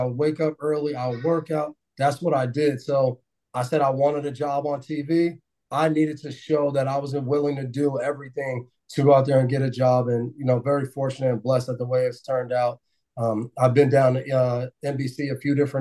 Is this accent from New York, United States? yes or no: yes; Nyack, New York, United States; growing up where we grew up in Nye, New York